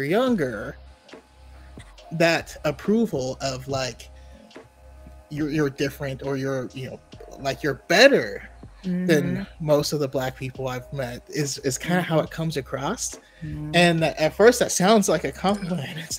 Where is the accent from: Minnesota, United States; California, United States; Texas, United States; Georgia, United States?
California, United States; Roseville; I grew up in Northern California in Roseville area.